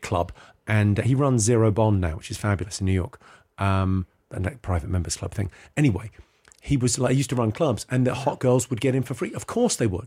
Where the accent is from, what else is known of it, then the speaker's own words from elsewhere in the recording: England, United Kingdom; I was born in England